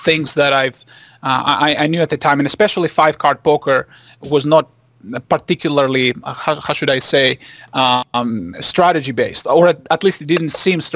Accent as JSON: {"language": "English", "country": "Greece", "tie": "born or raised there", "second_language": "English", "moved": "as an adult", "lives_now": "Los Angeles, United States", "said": "I was born and raised in Greece, and I came here to actually do my graduate degrees in mathematics."}